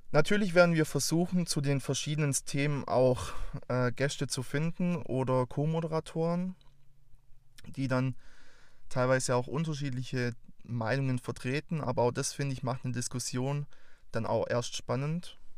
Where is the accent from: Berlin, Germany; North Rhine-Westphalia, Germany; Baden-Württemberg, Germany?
Baden-Württemberg, Germany; accent: Swabian; Ich bin 24 Jahre alt, komme aus der Nähe von Stuttgart. Für alle, die jetzt meinen wunderbaren Dialekt noch nicht zuordnen konnten. Ich will euch nicht versprechen, dass das Schwäbische bei mir nicht durchkommt.